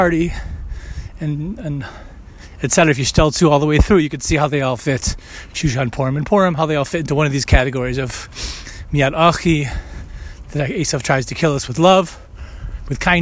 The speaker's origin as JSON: {"language": "English", "country": "United States", "tie": "born or raised there", "said": "most of my life growing up in America"}